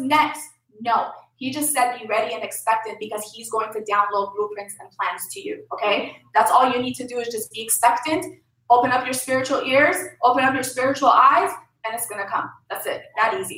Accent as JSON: {"language": "English", "country": "Lebanon", "moved": "yes", "said": "I'm from Lebanon."}